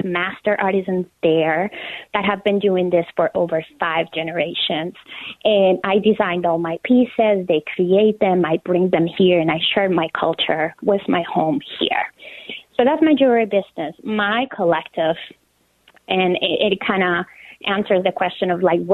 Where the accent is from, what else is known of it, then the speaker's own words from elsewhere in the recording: Colombia; moved away as an adult; also born or lived in United States; now in Minneapolis, United States; I am originally from Colombia. I was born and raised there, and I moved to the United States 12 years ago.